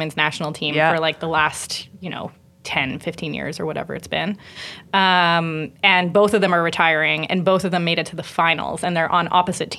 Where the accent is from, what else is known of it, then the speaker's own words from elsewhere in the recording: United States; moved away; I grew up in the States